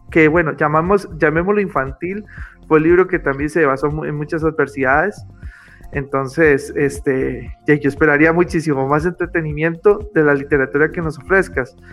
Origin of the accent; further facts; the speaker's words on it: Costa Rica; de sentir que en mi pueblo, Costa Rica, realmente valoren un poco más la literatura.